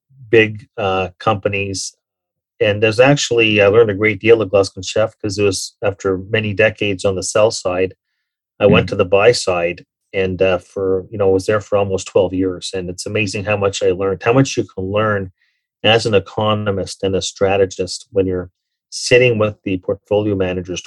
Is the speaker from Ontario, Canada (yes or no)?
yes; Toronto, Ontario, Canada; also born or lived in New York; when I left Merrill Lynch in 2009 in New York and came back home to Toronto